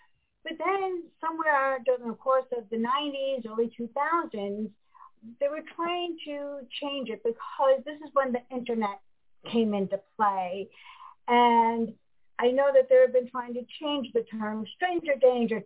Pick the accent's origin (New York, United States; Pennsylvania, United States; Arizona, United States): New York, United States; Westchester County; I grew up in Westchester County